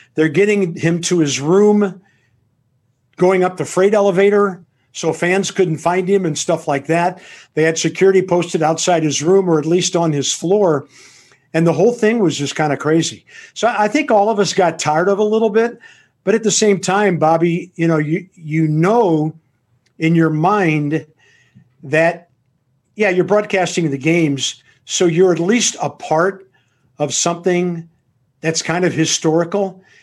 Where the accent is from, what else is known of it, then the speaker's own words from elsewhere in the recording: Tulsa, Oklahoma, United States; my hometown